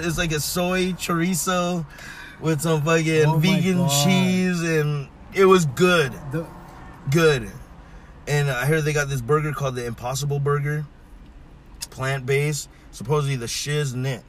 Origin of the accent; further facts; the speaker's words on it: Philippines; I'm Filipino. I like good noodle too.